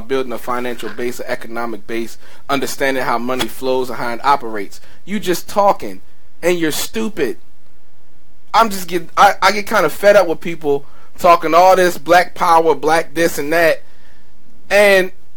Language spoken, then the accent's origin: English; Maryland, United States; I'm from Maryland